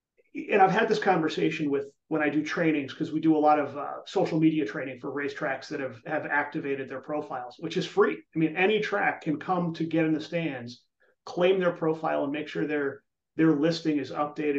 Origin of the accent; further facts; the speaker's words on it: New England, United States; now in Chicago, United States; I grew up in New England